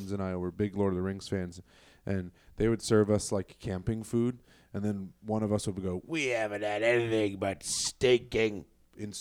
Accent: Colorado, United States; now in Chicago, United States; Colorado for the holidays, my home state

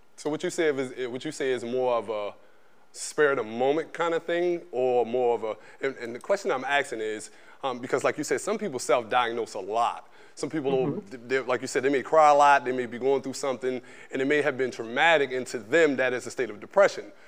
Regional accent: Baltimore, Maryland, United States; I'm from Baltimore

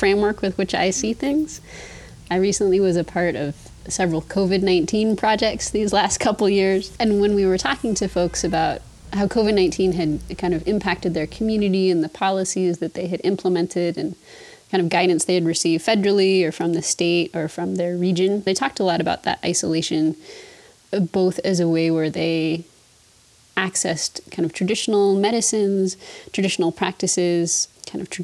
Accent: Anchorage, Alaska, United States; also born or lived in Mount Edgecumbe, Sitka, Alaska; I was raised mostly in Anchorage, Alaska

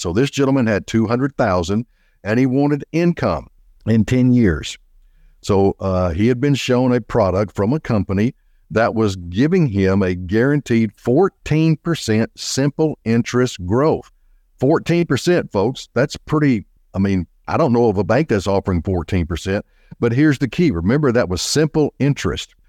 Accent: Little Rock, Arkansas, United States; also born or lived in Benton, Arkansas; I am an Arkansas boy, born and raised in Little Rock, Arkansas

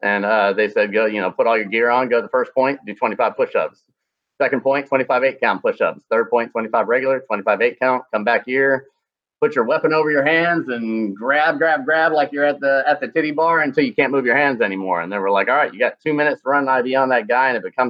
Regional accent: Glasgow, Scotland, United Kingdom; born there; moved away; I was born in Glasgow, Scotland, moved all around the world before I came over here.

